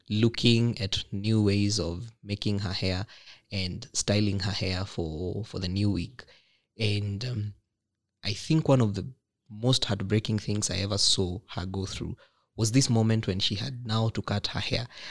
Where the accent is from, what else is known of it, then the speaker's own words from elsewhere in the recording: Nakuru, Nakuru County, Kenya; from my hometown, pale Nakuru